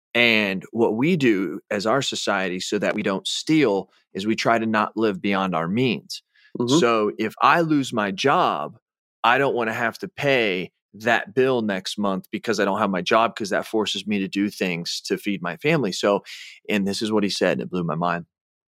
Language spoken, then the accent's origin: English; Illinois, United States; I'm from Illinois.